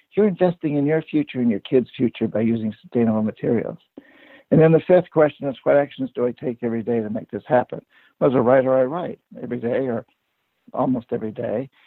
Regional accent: New Hampshire, United States; I grew up poor in New Hampshire

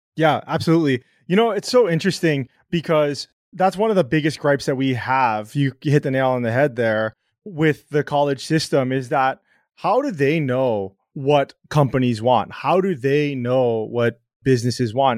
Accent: Hawaii, United States; I grew up in Hawaii

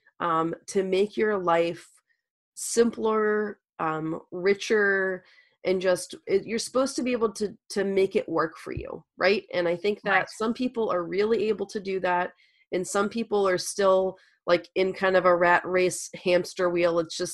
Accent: Louisiana, United States; moved away; I'm from Louisiana originally

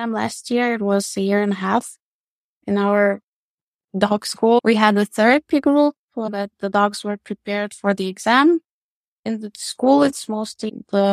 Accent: Lithuania; I am from Lithuania, living in Vilnius

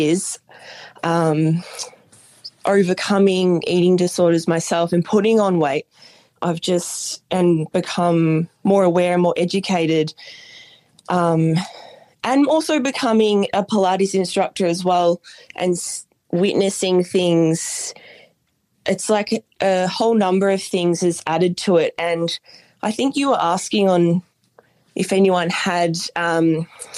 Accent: Bendigo, Victoria, Australia; now in Los Angeles, United States; I'm from Bendigo, which is about an hour and a half from Melbourne. But at the moment, I actually live

